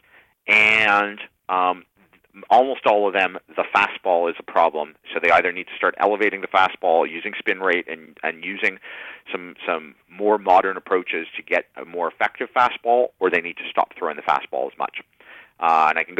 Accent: Canada; I'm also Canadian.

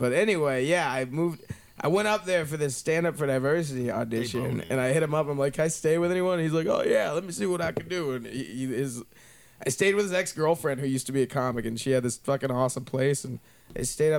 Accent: Dallas, Texas, United States; also born or lived in New York; Dallas originally. I lived in New York before I came out here.

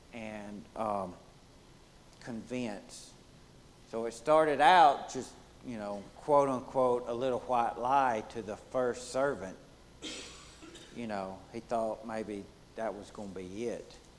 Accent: Deep South, United States; accent: southern; my accent is gonna give it away. It's gonna tell you I'm a southern boy from the the deep south

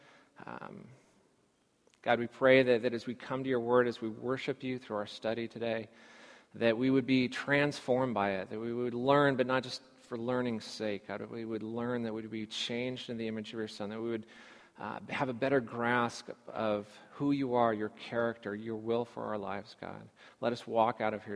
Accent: California, United States; growing up in California.

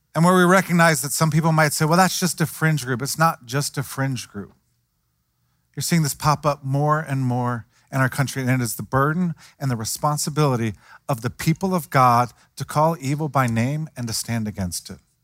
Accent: Cincinnati, Ohio, United States; I grew up in Cincinnati

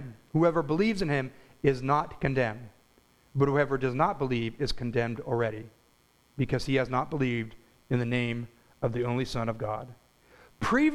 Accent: United States; As Christian American Christians

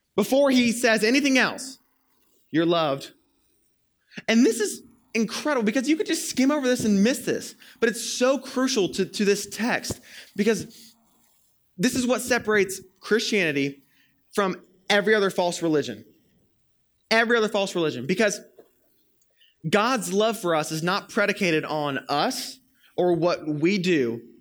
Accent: Florida, United States; moved away; I'm from Florida, as I've told y'all many times before, and over summers when I was in high school in Florida

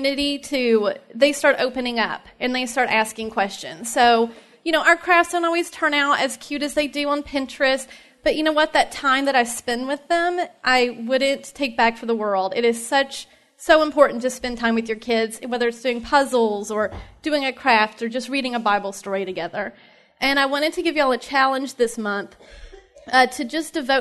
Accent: Knoxville, Tennessee, United States; I'm also from Tennessee, from Knoxville

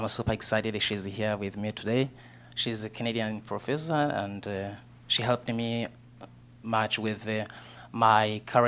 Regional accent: Southern Province, Rwanda; So I grew up in a small village in southern Rwanda, which is my hometown

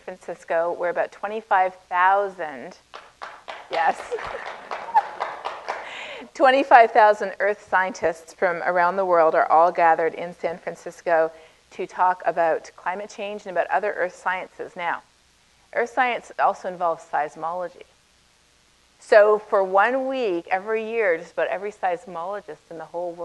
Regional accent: Canada; accent: Canadian; moved away as an adult; now in United States; I'm Canadian originally. You can probably tell a little bit from the way I say about

